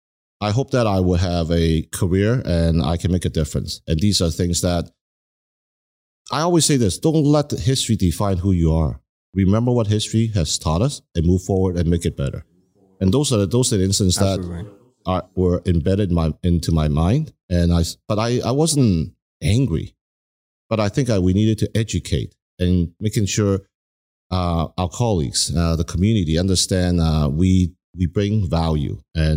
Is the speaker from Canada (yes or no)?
yes; Canada; Keep in mind, I grew up in Canada, you know, I came here at an early age and I grew up